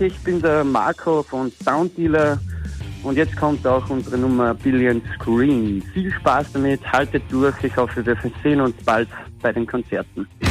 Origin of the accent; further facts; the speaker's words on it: Graz, Styria, Austria; Wir kommen aus Stadt Graz, in Österreich bzw. Graz-Wolfsberg.